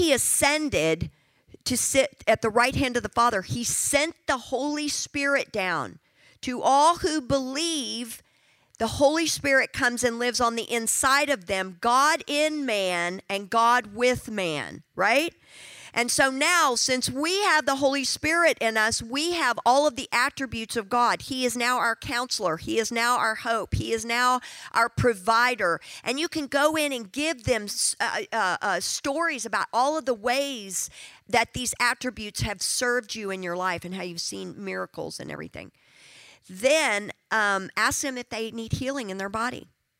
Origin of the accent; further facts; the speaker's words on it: South Africa; I'm from South Africa. Find another South African in here and somewhere.